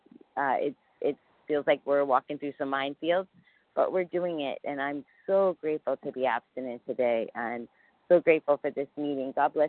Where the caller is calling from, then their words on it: New York City, New York, United States; and I'm calling from New York City. We live in Costa Rica. We moved to Costa Rica a year ago, but we're visiting family, so I'm currently in New York City.